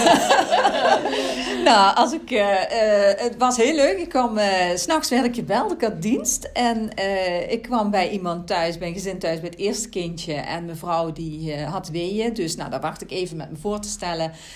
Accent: Central Limburg, Netherlands; Ik ben zelf uit Midden-Limburg, dus ze proberen mij ook echt daar in die regio mhm. in te zetten

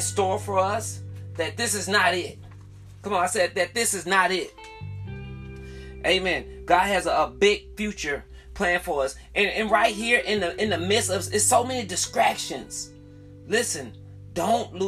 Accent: the South, United States; I'm from the South

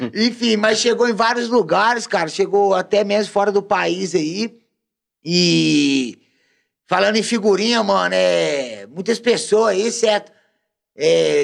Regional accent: Belo Horizonte, Minas Gerais, Brazil; moved away; a minha quebrada, da onde eu vim, da onde eu sou, Praça 15 de Junho, meu escritório, porque meu escritório é na praça, ah. certo? Vila Senhor do Espaço, Complexo da Pedreira Prado Lopes, BH

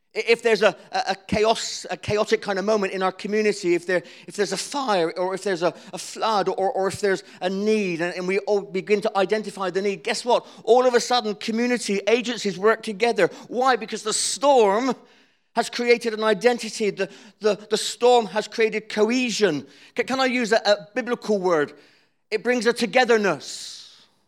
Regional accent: Cornwall, South West England, United Kingdom; I'm Cornish

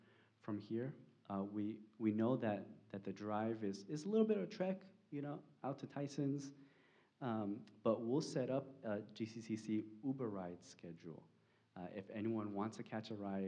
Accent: California, United States; now in Arlington, United States; I'm from California

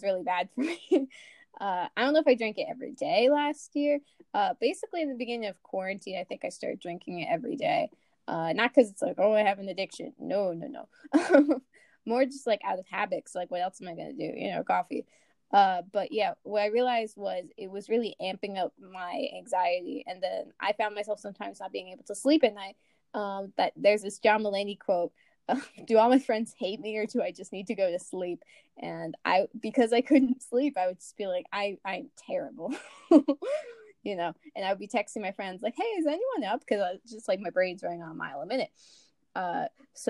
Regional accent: United States; accent: very American; From our very American accents

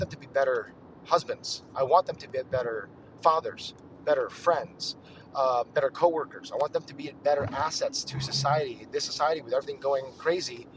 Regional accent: United States; a Filipino-American guy like me

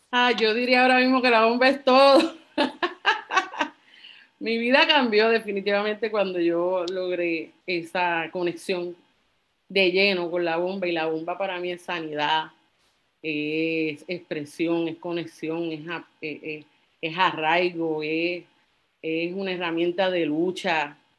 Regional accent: Carolina, Puerto Rico; also born or lived in San Juan; fui nacida y criada en Carolina

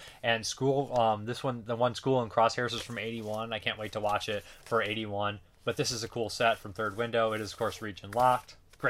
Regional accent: Boston, Massachusetts, United States; The director, Tom DeSimone, is from my hometown of Boston.

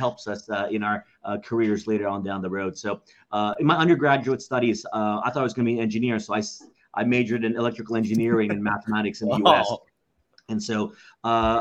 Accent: Dallas, Texas, United States; moved away as an adult; now in Philippines; our home city, which I grew up in Dallas, Texas

